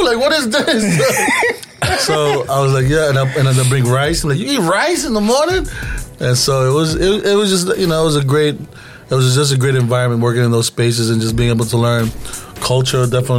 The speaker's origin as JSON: {"language": "English", "region": "New York", "country": "United States", "tie": "born or raised there", "also_born_or_lived": "Iloilo City, Philippines (family) / Bay Area, California", "said": "growing up in New York"}